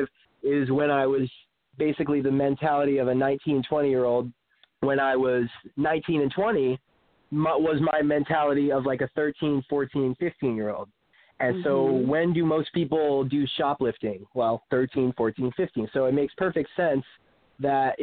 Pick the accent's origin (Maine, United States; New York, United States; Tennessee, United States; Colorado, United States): Maine, United States; moved away; also born or lived in South Florida; I come from Maine